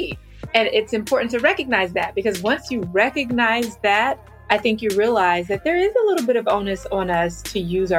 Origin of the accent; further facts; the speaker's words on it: Kinston, North Carolina, United States; I'm a military brat, but I grew up in Kinston, North Carolina